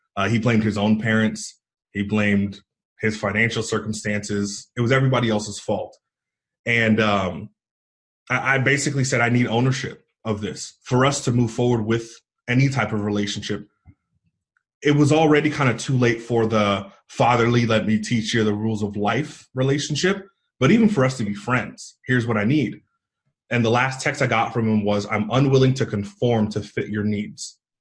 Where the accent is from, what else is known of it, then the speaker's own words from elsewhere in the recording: East Bay area, Northern California, United States; moved away as an adult; also born or lived in Idaho; I grew up in the East Bay area, Northern California, so about 25 miles east of San Francisco.